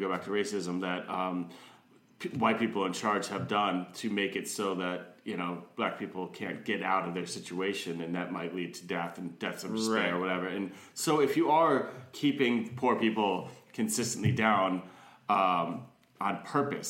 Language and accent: English; New England, United States; moved away as an adult; also born or lived in Southern Virginia; I was from New England